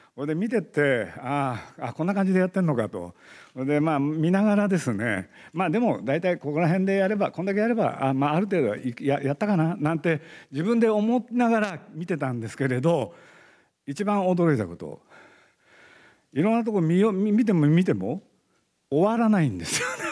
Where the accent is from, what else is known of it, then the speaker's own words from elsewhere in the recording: Nagoya, Aichi, Japan; now in Tokyo, Japan; 僕実は名古屋の生まれで名古屋で育ちまして